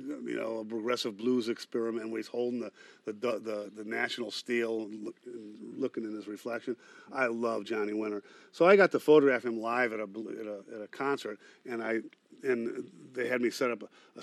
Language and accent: English; Cleveland, Ohio, United States; now in San Francisco Bay Area, United States; growing up in Cleveland